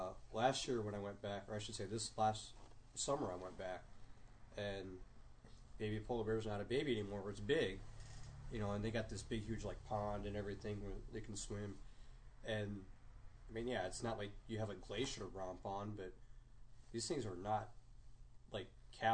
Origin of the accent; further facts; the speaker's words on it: Detroit, Michigan, United States; moved away; I'm from Detroit, and you know, I loved going to the zoo when I was living in Detroit.